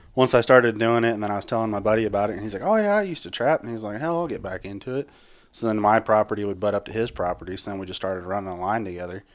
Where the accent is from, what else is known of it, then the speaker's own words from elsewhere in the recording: Higginsville, Missouri, United States; now in Blue Springs, United States; Right now, I call Blue Springs home. I'm from Higginsville.